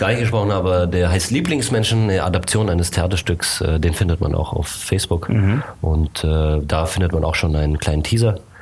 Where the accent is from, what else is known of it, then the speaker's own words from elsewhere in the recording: Germany; also born or lived in Bucharest, Romania / United States; ich bin hier in Deutschland aufgewachsen, ich bin in Bukarest geboren